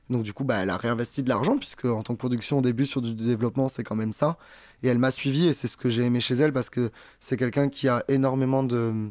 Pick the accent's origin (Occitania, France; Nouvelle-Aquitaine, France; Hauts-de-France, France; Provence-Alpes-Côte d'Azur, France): Occitania, France; Perpignan; Non, j'arrive de Perpignan, je suis comédien, euh, j'ai commencé le théâtre, j'avais 8 ans et j'en vis depuis 2017.